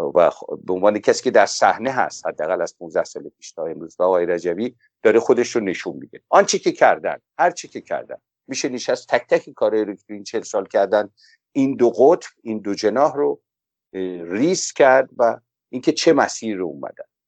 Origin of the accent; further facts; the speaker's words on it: Iran; به عنوان یک ایرانی